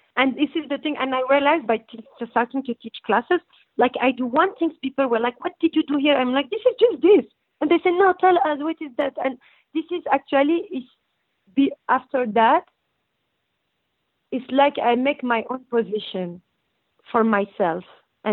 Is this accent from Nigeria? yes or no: no; Brussels, Brussels-Capital Region, Belgium; accent: French; English is a second language; moved away as an adult; also born or lived in North Morocco / Tangier, Morocco; now in United States; I grew up in Belgium and we were in ghetto and we were very discriminated